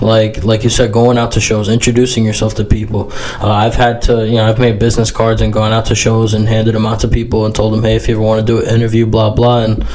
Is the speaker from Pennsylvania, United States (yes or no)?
no; Florida, United States; born or raised there; also born or lived in Bronx, New York City